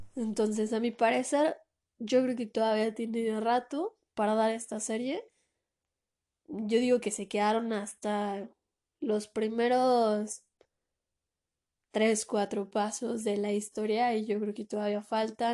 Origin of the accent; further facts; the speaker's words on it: Mexico; de aquí en mi país